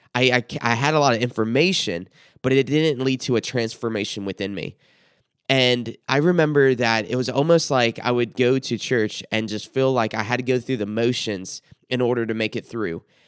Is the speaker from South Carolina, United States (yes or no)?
yes; South Carolina, United States; I grew up in South Carolina, what's referred to as the Bible Belt